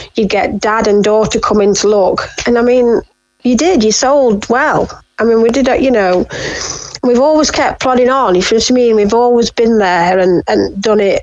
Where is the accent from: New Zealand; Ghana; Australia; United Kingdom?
United Kingdom; Derbyshire, East Midlands; moved away as an adult; now in North Scotland, United Kingdom; We're originally from Derbyshire.